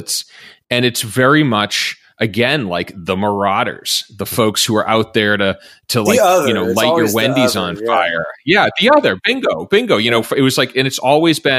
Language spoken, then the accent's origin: English; Massachusetts, United States; where I grew up in Massachusetts